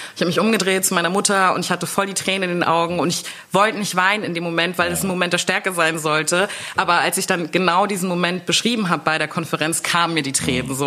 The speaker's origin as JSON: {"language": "German", "country": "Germany", "tie": "born or raised there", "said": "bis ich zwölf war, also zwölf Jahre haben wir dann in Deutschland gelebt"}